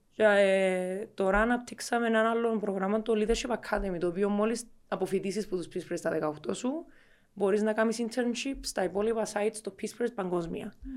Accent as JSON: {"language": "Greek", "country": "Cyprus", "tie": "born or raised there", "also_born_or_lived": "Muscat, Oman / England", "said": "μεγάλωσα κάποια χρόνια τη ζωή μου Κύπρο, κάποια χρόνια τη ζωή μου στο ΜΑΝ, στο Μουσκάτ"}